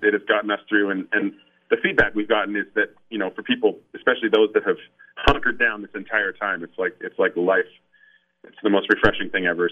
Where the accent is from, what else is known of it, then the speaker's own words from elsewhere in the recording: Canada; being Canadian